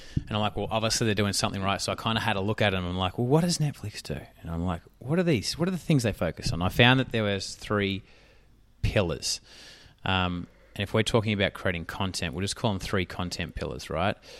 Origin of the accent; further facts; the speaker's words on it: Australia; accent: Australian; I'm Australian